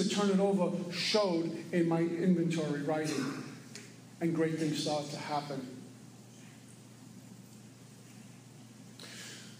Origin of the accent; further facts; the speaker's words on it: New York City, New York, United States; moved away; also born or lived in Florida; I was born and raised in Brooklyn.